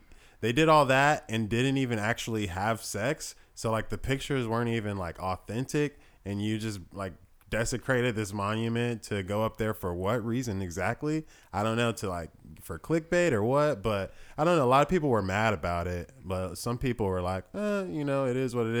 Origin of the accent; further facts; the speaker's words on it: Germany; now in United States; In the U.S., nudity is strange. Whereas, like, I grew up in Germany. I saw naked people on TV all the time.